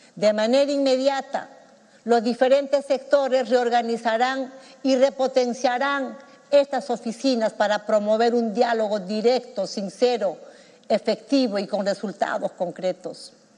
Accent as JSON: {"language": "Spanish", "town": "Chalhuanca", "region": "Apurímac", "country": "Peru", "moved": "yes", "lives_now": "Lima, Peru", "said": "que vengo de Chaluanca, de ese pueblo pequeño allá en mi querido Aymaraes"}